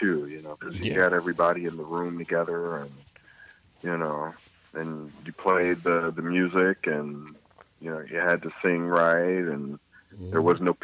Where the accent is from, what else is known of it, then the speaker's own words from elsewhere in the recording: Chicago, Illinois, United States; I'm from Chicago